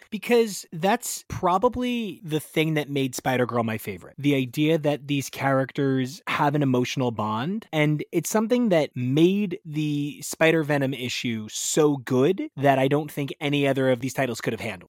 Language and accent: English; New Jersey, United States; I'm from Jersey.